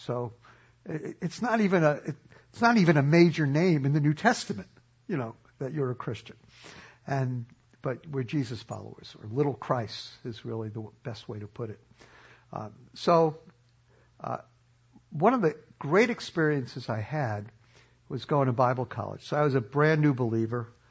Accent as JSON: {"language": "English", "town": "New York City", "region": "New York", "country": "United States", "tie": "born or raised there", "said": "I grew up in New York City"}